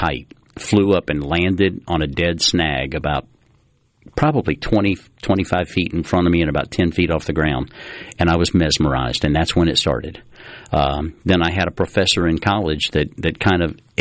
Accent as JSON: {"language": "English", "town": "Biloxi", "region": "Mississippi", "country": "United States", "tie": "born or raised there", "said": "when I was growing up down on the coast. A lot of folks know that I'm from Biloxi."}